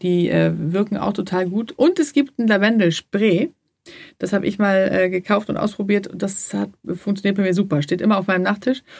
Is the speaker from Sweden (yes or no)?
yes; Sweden; moved away; ich komme ja auch aus Schweden